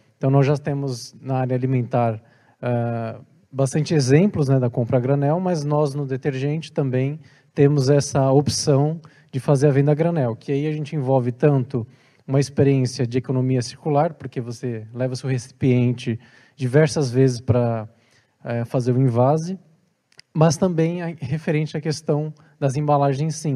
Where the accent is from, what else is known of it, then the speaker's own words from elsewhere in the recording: Brazil; now in Portugal; porque eu sou brasileiro